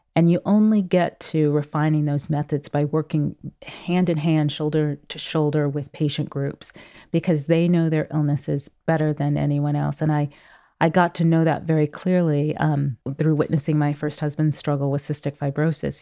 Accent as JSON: {"language": "English", "town": "Oakland", "region": "California", "country": "United States", "tie": "born or raised there", "moved": "as an adult", "said": "growing up in Oakland, California in the seventies and eighties"}